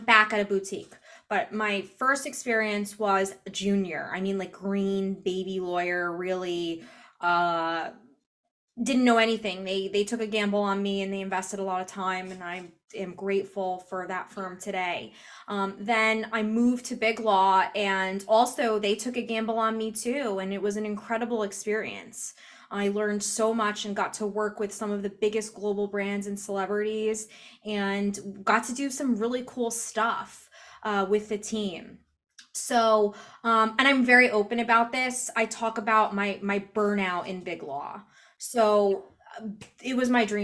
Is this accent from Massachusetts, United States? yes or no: no; New Jersey, United States; growing up in New Jersey, right outside of the city